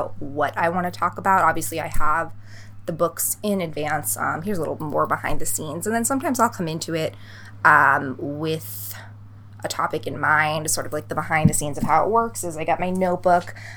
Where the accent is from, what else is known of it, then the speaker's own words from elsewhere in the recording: Boston, Massachusetts, United States; now in Los Angeles, United States; I'm from the East Coast. For those of you who don't know, I'm from Boston